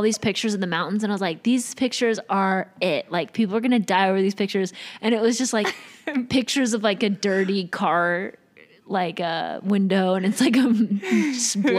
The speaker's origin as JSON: {"language": "English", "region": "the South", "country": "United States", "said": "we're from the South"}